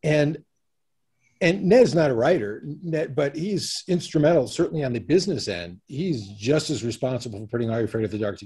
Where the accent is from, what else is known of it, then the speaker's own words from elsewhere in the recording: Connecticut, United States; also born or lived in New York City; I grew up in Connecticut, though I consider myself a New Yorker